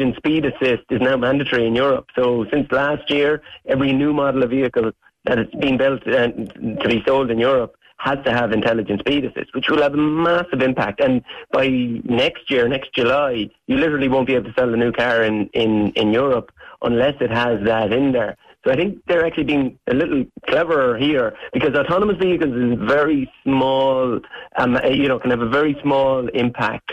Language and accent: English; Ireland; as an Irishman